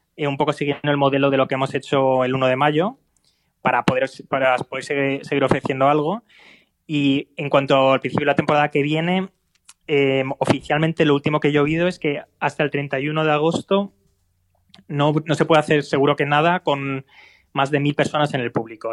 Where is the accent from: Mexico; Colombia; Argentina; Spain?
Spain; moved away as an adult; now in Berlin, Germany; yo como español que estoy aquí en Alemania